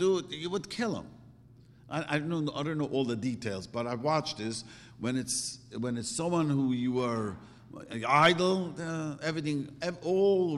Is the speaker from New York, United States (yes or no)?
yes; New York City, New York, United States; moved away; I grew up in Williamsburg and I first came here